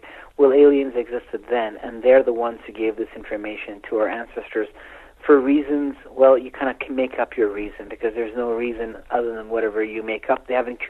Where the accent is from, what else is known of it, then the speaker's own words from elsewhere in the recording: Iran; born there; You know, I was born in Iran, you know, so it's our collective ancestry.